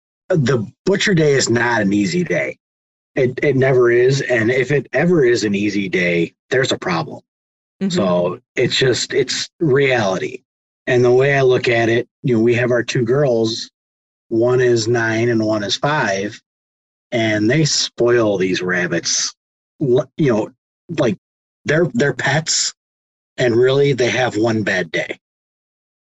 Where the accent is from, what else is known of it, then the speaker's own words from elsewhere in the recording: Chicago, Illinois, United States; now in Hinckley, United States; I grew up downtown Chicago in Illinois